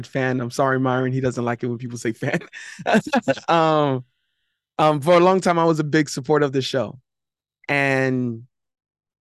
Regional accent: Miami, Florida, United States; I'm from Miami, Florida

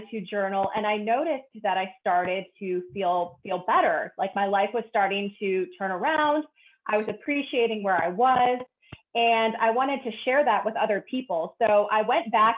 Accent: Cleveland, Ohio, United States; moved away as an adult; now in Florida, United States; I grew up in Cleveland, Ohio

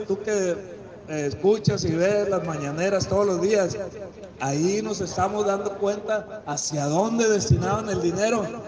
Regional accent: Concordia, Sinaloa, Mexico; soy de la Cieneguilla, ya les dije. Ahí tengo enterrado el ombligo

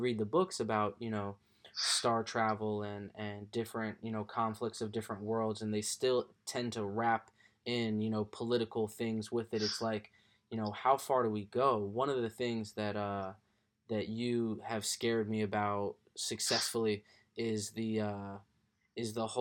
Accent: Southern California, United States; also born or lived in Connecticut; I was born in Connecticut, but I grew up in California as well. Southern California

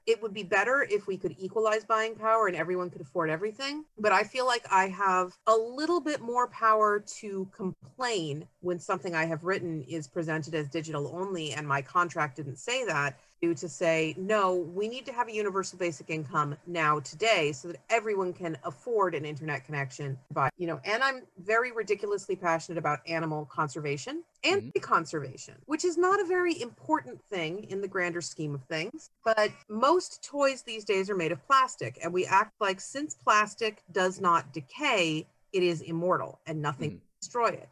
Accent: Concord, California, United States; now in Seattle area, United States; I grew up in the San Francisco Bay Area

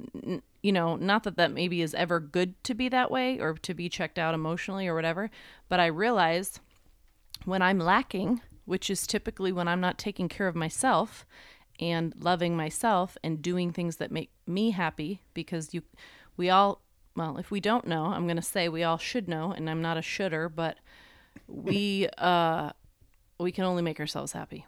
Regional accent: New York, United States; I'm just from New York

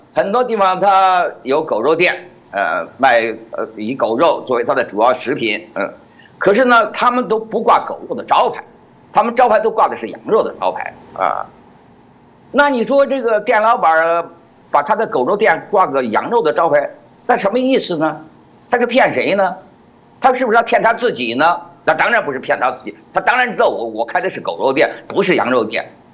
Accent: China; 按照我们中国人的习俗

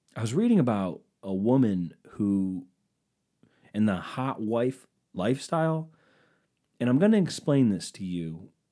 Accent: East Coast, United States; I'm from the East Coast

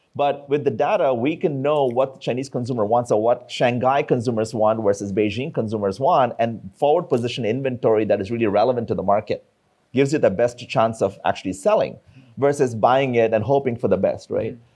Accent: India; moved away; I come from India

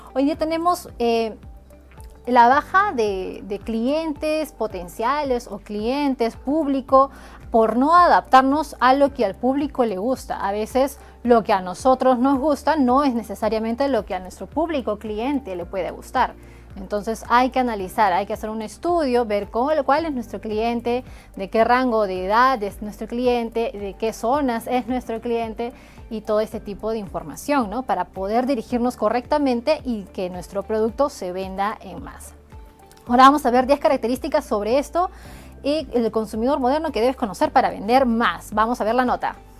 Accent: Peru; Somos peruanos, tenemos que aportar a nuestro país

